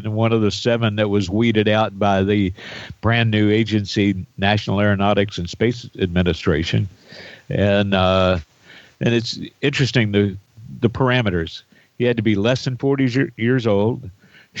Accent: Indiana, United States; Gus Grissom from my home state

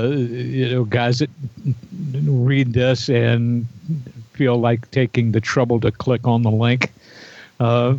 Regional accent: Indiana, United States; now in Wichita, United States; my hometown in Indiana

